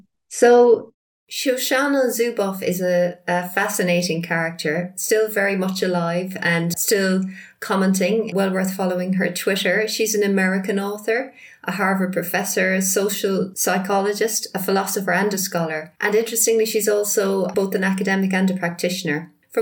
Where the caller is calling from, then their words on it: rural Northamptonshire, East Midlands, United Kingdom; calling from rural Northamptonshire in England.